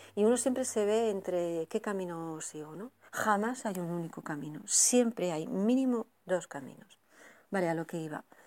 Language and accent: Spanish; Spain; now in Burgos, Spain; te he escrito un par de correos desde, desde Burgos